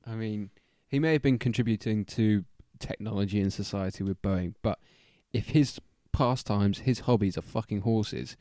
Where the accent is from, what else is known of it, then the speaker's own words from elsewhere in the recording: Barnet, London, United Kingdom; me and Tom are from Barnet, and we have quite an affinity with Barnet and the local area. We've lived here all of our lives